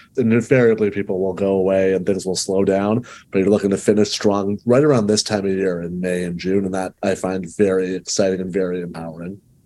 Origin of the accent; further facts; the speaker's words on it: Canada; I'm Canadian